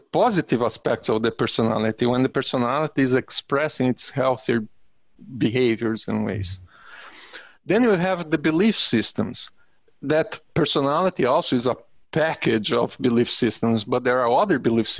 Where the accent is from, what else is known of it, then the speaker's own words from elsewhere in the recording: Brazil; moved away; also born or lived in United States; I'm Brazilian, but I'm also American.